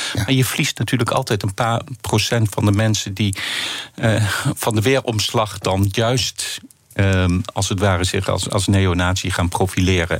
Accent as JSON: {"language": "Dutch", "country": "Netherlands"}